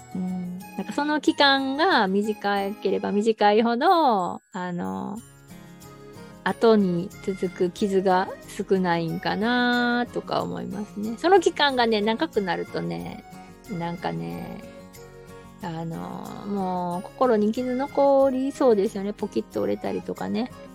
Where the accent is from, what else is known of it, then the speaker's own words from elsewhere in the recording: Osaka, Japan; 私大阪なんですけど